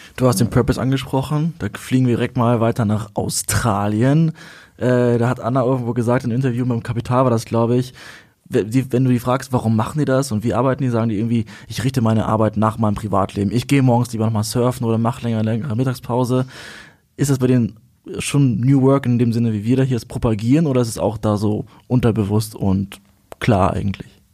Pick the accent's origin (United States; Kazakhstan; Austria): Kazakhstan; moved away; wurde geboren in Kasachstan